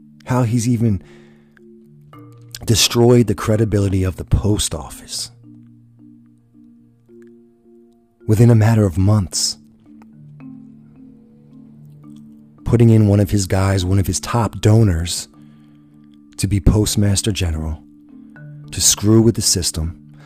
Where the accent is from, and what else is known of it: United States